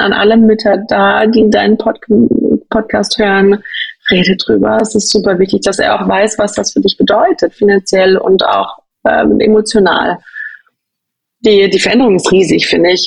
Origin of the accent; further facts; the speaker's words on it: Berlin, Germany; moved away as an adult; now in Zurich, Switzerland; Ich komme ursprünglich aus Berlin